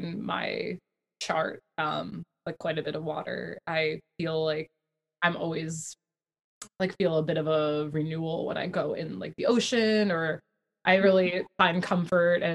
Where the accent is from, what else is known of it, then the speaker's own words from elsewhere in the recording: New Jersey, United States; I'm from New Jersey